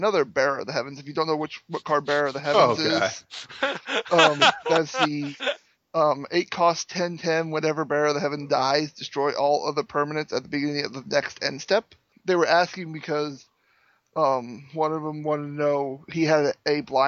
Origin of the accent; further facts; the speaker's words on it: Milan, Indiana, United States; I'm from Milan, Indiana, which is, if you ask the rest of the world, it's pronounced Milan.